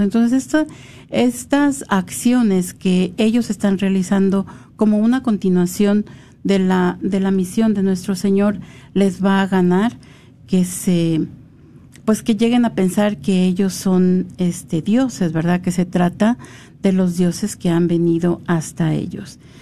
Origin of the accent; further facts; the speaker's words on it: Mexico; los que somos de México